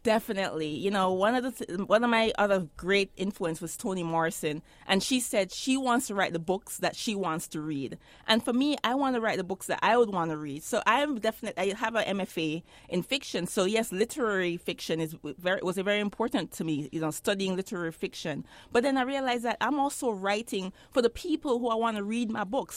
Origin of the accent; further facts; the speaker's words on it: Jamaica; moved away as an adult; now in United States; I grew up in Jamaica. I was, I lived there until I was seventeen years old.